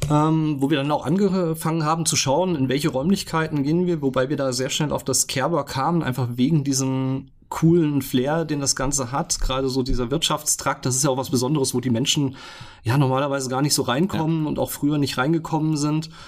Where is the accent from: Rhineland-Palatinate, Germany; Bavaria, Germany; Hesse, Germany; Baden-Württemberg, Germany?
Hesse, Germany; Heimbach; Ich bin gebürtiger Fulderer, ja. Ich komme aus Heimbach und äh, bin dort auch aufgewachsen und habe da die meiste Zeit meines Lebens verbracht